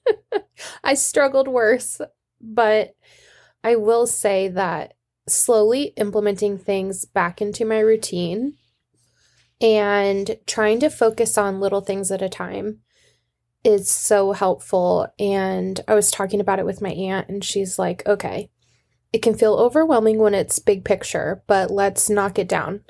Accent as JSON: {"language": "English", "region": "Washington", "country": "United States", "said": "I'm from Washington. We don't do umbrellas"}